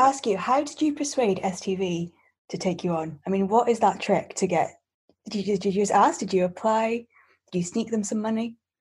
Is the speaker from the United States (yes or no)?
no; Scotland, United Kingdom; I'm a freelance multimedia journalist and podcast producer from Scotland.